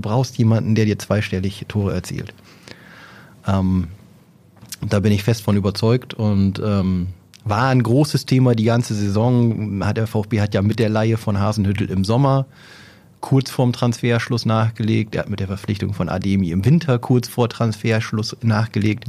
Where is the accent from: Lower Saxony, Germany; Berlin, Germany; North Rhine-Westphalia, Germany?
Lower Saxony, Germany; Oldenburg; als Oldenburger